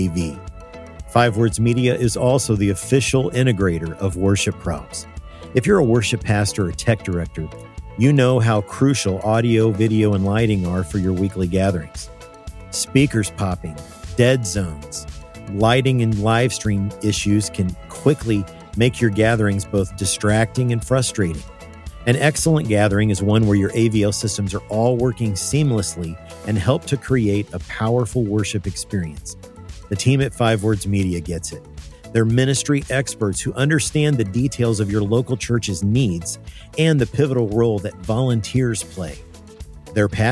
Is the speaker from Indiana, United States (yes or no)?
yes; Evansville, Indiana, United States; We're both from Evansville, Indiana, down south. We went at different times